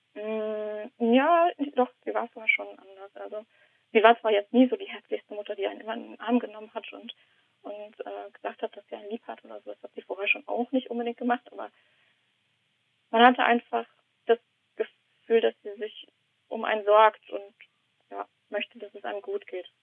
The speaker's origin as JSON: {"language": "German", "region": "East Germany", "country": "Germany", "moved": "yes", "lives_now": "Heidelberg, Germany", "said": "ich bin eigentlich Ossi."}